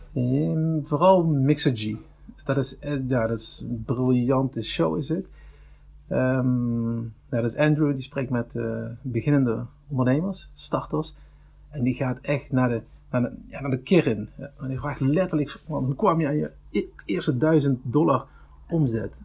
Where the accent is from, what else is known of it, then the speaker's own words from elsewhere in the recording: Venlo, Limburg, Netherlands; 34 jaar, geboren in Venlo